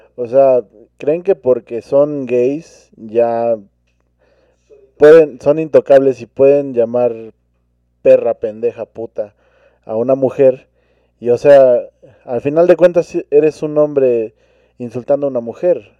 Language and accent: Spanish; Mexico; como cultura mexicana